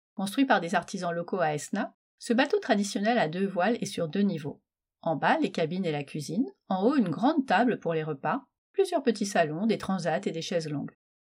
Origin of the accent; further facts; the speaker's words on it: Metz, Grand Est, France; je suis née à Metz.